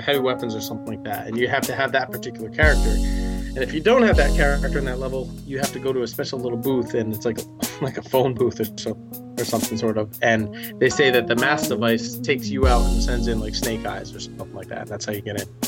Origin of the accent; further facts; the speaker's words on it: New England, United States; I grew up in New England